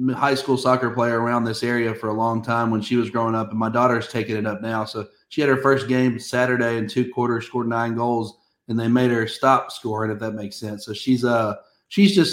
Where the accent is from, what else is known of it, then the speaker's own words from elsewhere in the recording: Nashville, Tennessee, United States; I'm from Nashville, born and raised in Nashville